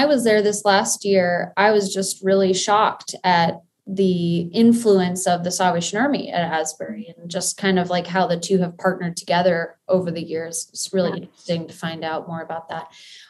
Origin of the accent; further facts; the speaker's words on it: Kenya; I mean, you and I growing up in Kenya together, we go way back.